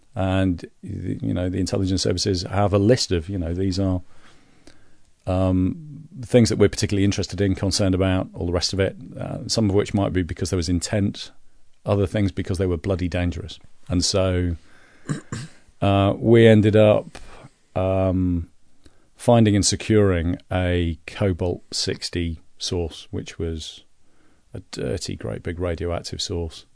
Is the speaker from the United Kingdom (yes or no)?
yes; Leeds, Yorkshire and the Humber, United Kingdom; I'm from Leeds